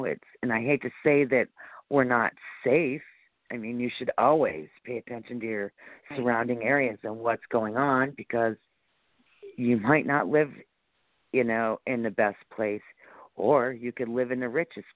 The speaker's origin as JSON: {"language": "English", "town": "Celeron", "region": "New York", "country": "United States", "said": "I'm from Celeron, but our main police department is in the town of Ellicott in Jamestown"}